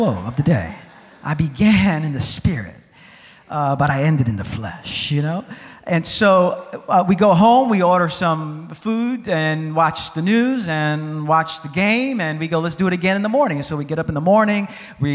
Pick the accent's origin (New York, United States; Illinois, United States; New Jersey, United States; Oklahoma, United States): New York, United States; New York City; I'm from New York City